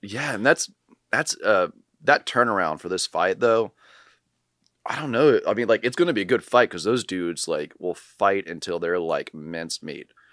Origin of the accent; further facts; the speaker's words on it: Charlottesville, Virginia, United States; moved away; I'm applying to be a firefighter in my hometown of Charlottesville